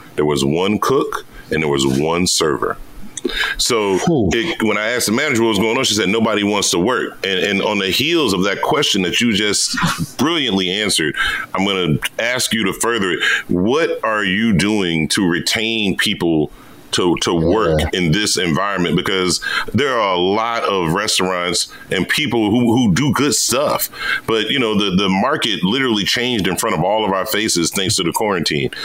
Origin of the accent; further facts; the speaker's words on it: Virginia, United States; moved away; I'm from the Virginia area. And I was I was home not too long ago